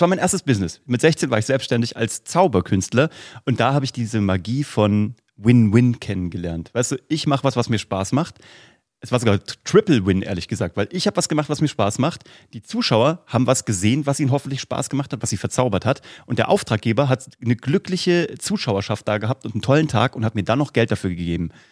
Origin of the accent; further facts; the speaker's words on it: Vellmar, Hesse, Germany; von der Stadt Fellmar, wo ich herkomme